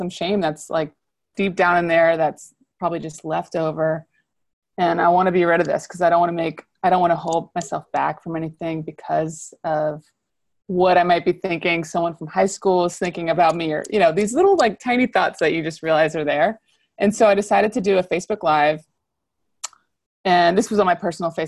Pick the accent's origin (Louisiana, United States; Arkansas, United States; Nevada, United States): Louisiana, United States; New Orleans; I'm from the South, I'm from New Orleans